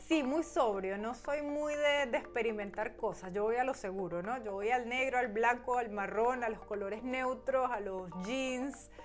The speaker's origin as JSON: {"language": "Spanish", "country": "Venezuela", "moved": "yes", "lives_now": "Germany", "said": "como buena venezolana"}